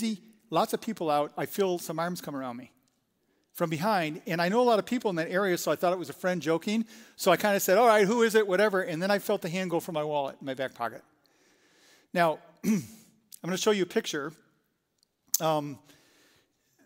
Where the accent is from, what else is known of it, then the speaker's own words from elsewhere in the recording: Michigan, United States; moved away as an adult; also born or lived in New York City; I lived almost all my life in Michigan, 50-some years at that time